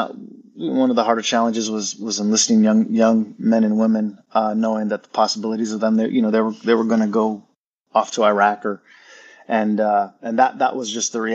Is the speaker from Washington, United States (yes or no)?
yes; Wapato, Washington, United States; moved away as an adult; I'm from Wapato, Washington. Alumni, I graduated here back in 96